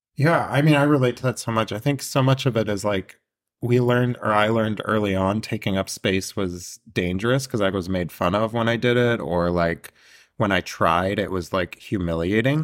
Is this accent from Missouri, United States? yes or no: no; Northern California, United States; I grew up in Northern California